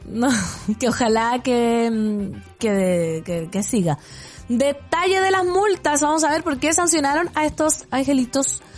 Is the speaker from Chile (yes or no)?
yes; Putaendo, Valparaíso, Chile; mi pueblo putaendo